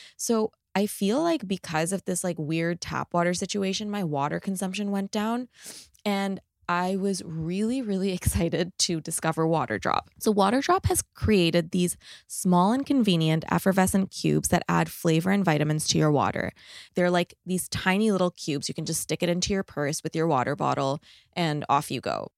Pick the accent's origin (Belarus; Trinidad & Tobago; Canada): Canada; Toronto, Ontario; now in Los Angeles, United States; I'm from Toronto